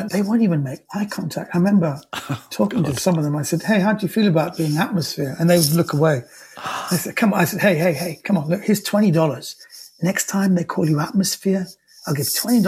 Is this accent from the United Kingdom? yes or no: yes; United Kingdom; I was born and raised in Britain